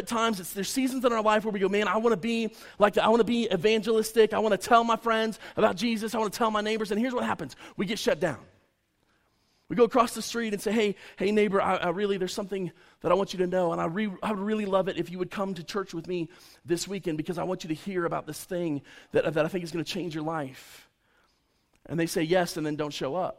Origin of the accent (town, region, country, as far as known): United States